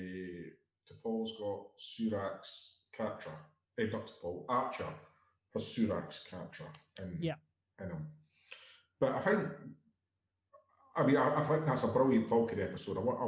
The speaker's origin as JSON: {"language": "English", "region": "Scotland", "country": "United Kingdom", "said": "As the Scotsman here"}